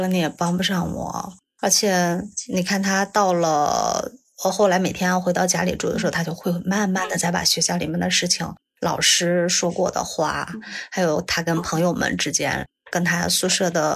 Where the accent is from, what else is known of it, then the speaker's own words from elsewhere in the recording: Taiyuan, Shanxi, China; 我来自山西太原